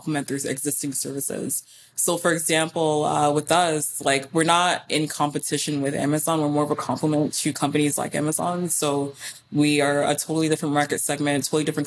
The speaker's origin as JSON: {"language": "English", "town": "Houston", "region": "Texas", "country": "United States", "tie": "born or raised there", "said": "I did grow up in Houston, which is about a 2-hour drive from Austin"}